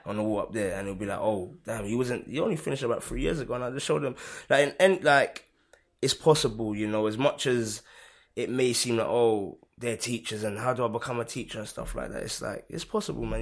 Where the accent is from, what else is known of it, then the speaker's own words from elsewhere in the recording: London, United Kingdom; I've lived in Hackney all of my life